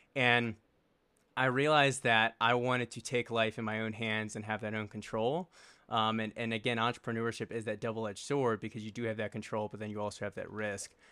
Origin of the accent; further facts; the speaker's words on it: Richmond, Virginia, United States; now in Colorado, United States; So, I grew up in Richmond, Virginia, and I grew up a little bit out of, uh, the main city of Richmond